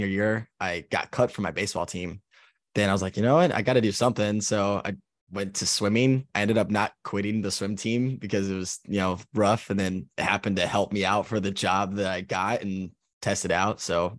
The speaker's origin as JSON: {"language": "English", "town": "Los Angeles", "region": "California", "country": "United States", "also_born_or_lived": "Japan / Key West", "said": "I'm originally from Los Angeles, California. I've been in the Navy for going on 8 years now. And I was in Japan first"}